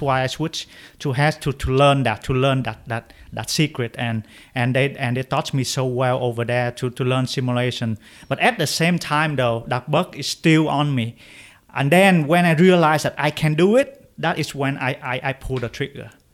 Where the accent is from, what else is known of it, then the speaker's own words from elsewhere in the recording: Vietnam; moved away as an adult; now in United States; I grew up in Vietnam